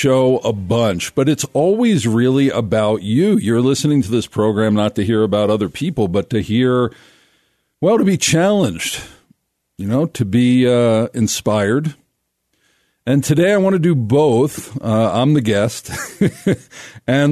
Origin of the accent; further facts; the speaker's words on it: Philadelphia, Pennsylvania, United States; now in Colorado Springs, United States; I grew up in Philadelphia, pretty secular, somewhat traditionally religious